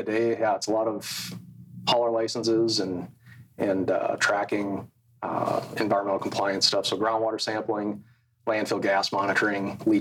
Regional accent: Alexandria, Minnesota, United States; also born or lived in Fargo / Utah; So I grew up in Alexandria, Minnesota

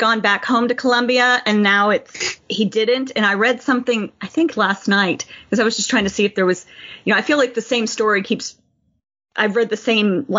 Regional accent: United States; myself as an American

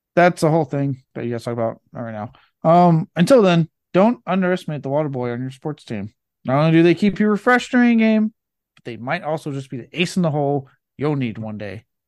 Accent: Cajun, Louisiana, United States; I am fucking Cajun myself

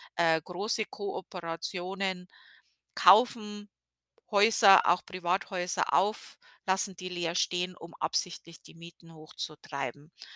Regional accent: Bavaria, Germany; now in Connecticut, United States; wir Bayern

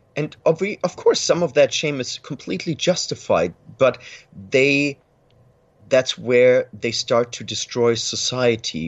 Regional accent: Germany; i was born in a small city in west germany

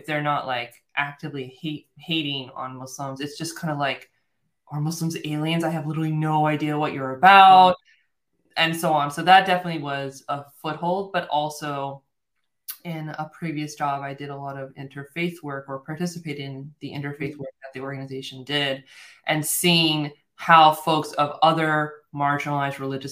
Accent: United States; I'm American, I'm born and raised in the United States

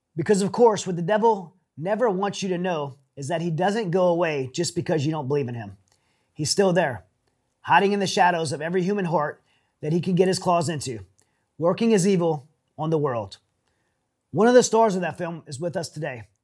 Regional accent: Louisiana, United States; now in Houston, United States; we're both from Louisiana

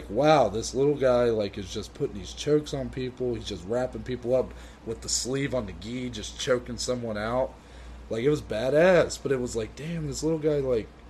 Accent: Ohio, United States; So, you know, we're from Ohio

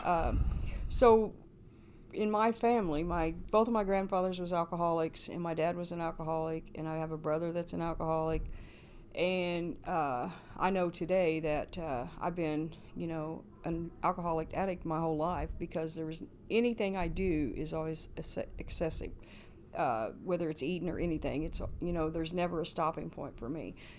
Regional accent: Paoli, Indiana, United States; moved away as an adult; Paoli, Indiana. Uh, I lived there all my life, born there, and went to school there

